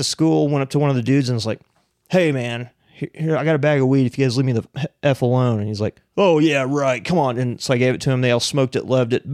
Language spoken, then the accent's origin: English; Piedmont, Oklahoma, United States; I grew up in Piedmont, Oklahoma, which is just like bowl cuts and mullets